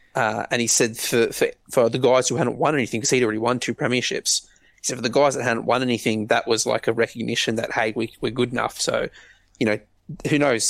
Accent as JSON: {"language": "English", "country": "Australia", "said": "I'm Australian"}